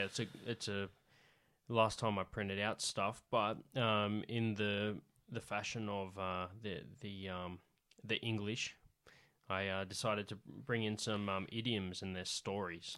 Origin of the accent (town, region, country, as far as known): Central West New South Wales, Australia; accent: central West New South Wales